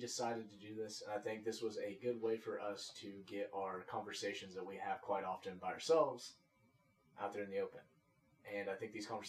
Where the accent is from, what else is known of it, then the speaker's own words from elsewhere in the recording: Las Vegas, Nevada, United States; born there; also born or lived in Tulsa, Oklahoma; So, I was born in Las Vegas, Nevada.